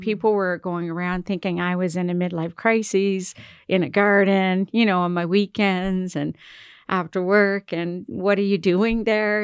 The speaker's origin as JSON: {"language": "English", "area": "Cape Breton Island", "region": "Nova Scotia", "country": "Canada", "also_born_or_lived": "Toronto / Montreal", "moved": "yes", "lives_now": "Halifax, Canada", "said": "I'm from Cape Breton Island"}